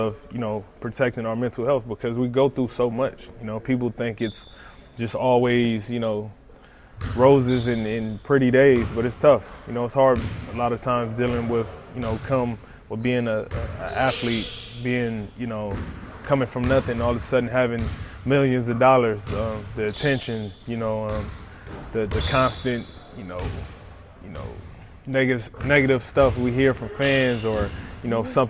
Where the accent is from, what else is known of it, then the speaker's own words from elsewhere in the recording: Compton, California, United States; moved away as an adult; now in Chicago, United States; being a kid growing up in Compton